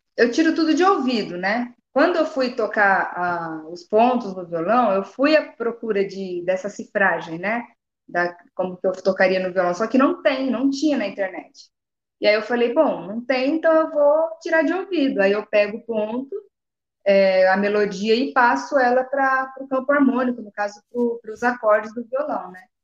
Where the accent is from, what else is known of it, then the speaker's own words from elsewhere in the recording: Jundiaí, São Paulo, Brazil; moved away as an adult; now in Paraná, Brazil; Hoje eu estou no Paraná, mas eu sou nascida em São Paulo, sou de São Paulo, estou aqui faz nem um ano. Hoje eu, hoje eu no Paraná, mas eu sou de Jundiaí